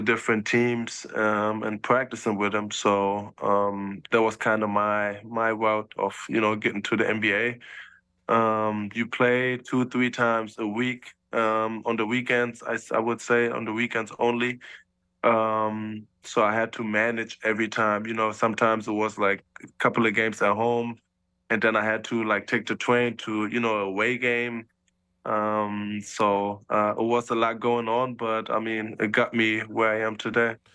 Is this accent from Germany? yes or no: yes; Germany; born or raised there; moved away as an adult